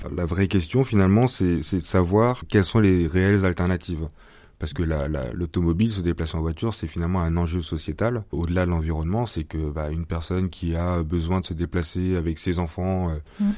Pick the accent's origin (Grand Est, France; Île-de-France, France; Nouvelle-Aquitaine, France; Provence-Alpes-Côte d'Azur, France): Nouvelle-Aquitaine, France; Bordeaux; moved away; je suis de Bordeaux à la base